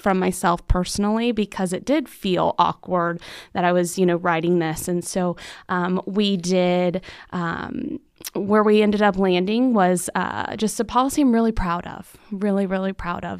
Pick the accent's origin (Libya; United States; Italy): United States; Central Florida; moved away as an adult; also born or lived in Tallahassee, Florida; now in Marana, Arizona, United States; I grew up in Central Florida